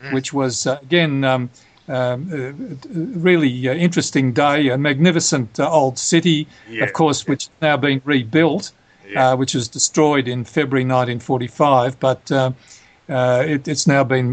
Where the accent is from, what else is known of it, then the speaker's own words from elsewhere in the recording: Australia; as an Australian